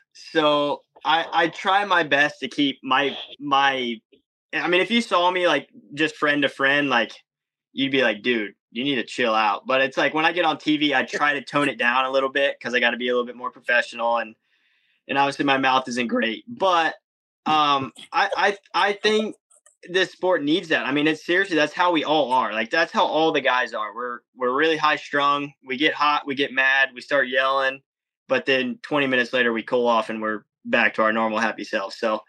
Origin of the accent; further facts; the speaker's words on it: Texas, United States; also born or lived in Georgia / Florida; I've lived my life more in Georgia and Florida than I actually have in Texas. Even though I'm from Texas and I've spent my fair amount of time there, I definitely know the ropes around Florida and Georgia better than anywhere else.